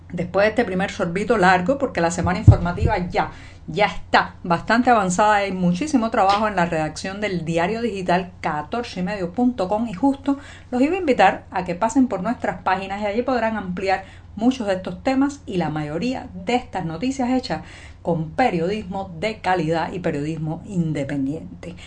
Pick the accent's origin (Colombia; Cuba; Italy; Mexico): Cuba; Havana, La Habana; yo nací en La Habana hace ya más de 40 años